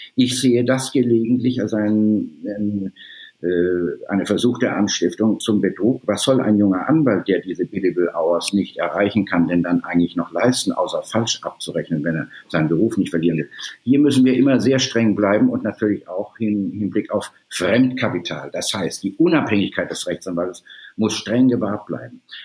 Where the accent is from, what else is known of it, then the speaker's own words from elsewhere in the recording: Baden-Württemberg, Germany; moved away as an adult; also born or lived in Sydney, Australia; now in Hamburg, Germany; nach Südbaden, wo ich herstamme